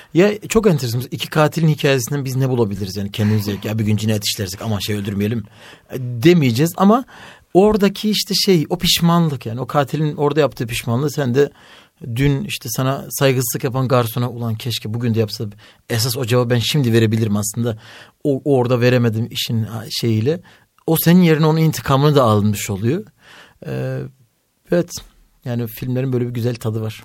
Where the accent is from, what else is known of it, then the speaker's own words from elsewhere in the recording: Elazığ, Elazığ Province, Turkey; ben Elazığlıyım eşim Bartınlı.